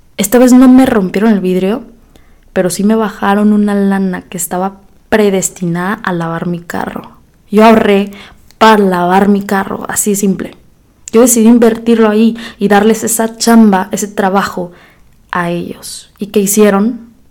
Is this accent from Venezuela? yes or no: no; Mexico; moved away as an adult; also born or lived in United States; now in Monterrey, Mexico; cómo somos los mexicanos